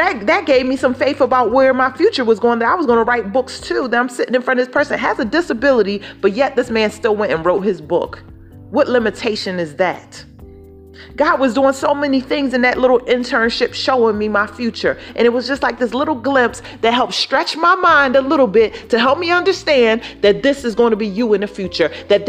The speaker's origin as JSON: {"language": "English", "town": "Philadelphia", "region": "Pennsylvania", "country": "United States", "said": "See, I'm from Philadelphia, Philly."}